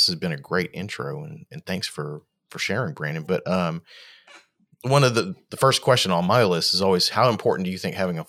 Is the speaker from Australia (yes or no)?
yes; Australia; born there; Both my parents were in the Navy, and I was born in Australia on a Navy base, way back in the 70s.